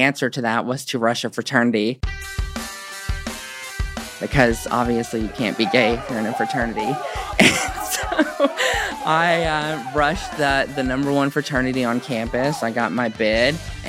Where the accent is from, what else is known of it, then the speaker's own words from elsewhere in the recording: Hope, Arkansas, United States; born and raised in Hope, Arkansas